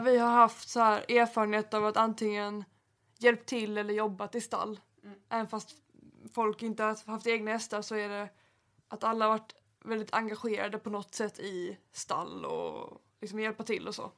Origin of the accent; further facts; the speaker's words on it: Helsingborg, Skåne, Sweden; jag kommer från Helsingborg